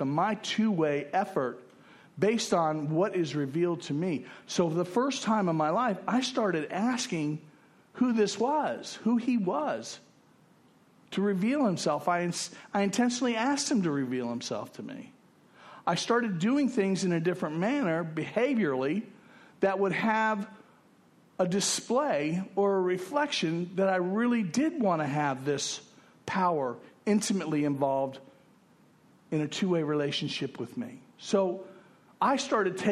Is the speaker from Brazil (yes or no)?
no; West Palm Beach, Florida, United States; moved away as an adult; also born or lived in Fort Lauderdale / Texas; I'd been kicked out of my hometown, West Palm Beach.